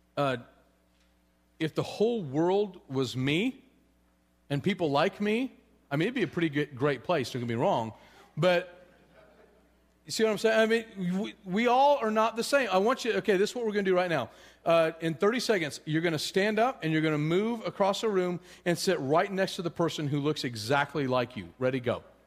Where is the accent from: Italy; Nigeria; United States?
United States; Colorado; I'm from Colorado